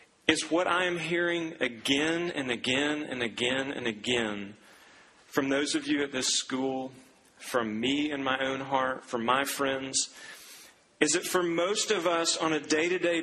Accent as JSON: {"language": "English", "town": "Duncan", "region": "Oklahoma", "country": "United States", "tie": "born or raised there", "moved": "yes", "said": "I went back to my hometown, to the golf course where I grew up playing"}